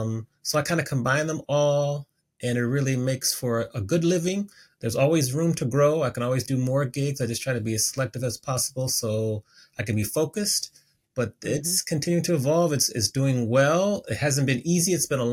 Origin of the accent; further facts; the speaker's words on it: Washington, District of Columbia, United States; I grew up on the East Coast of the United States, so the Washington, D.C. area, went to Howard University.